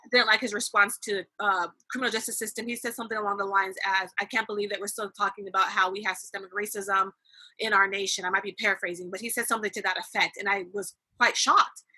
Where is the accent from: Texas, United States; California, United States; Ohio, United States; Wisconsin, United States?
California, United States; I'm from California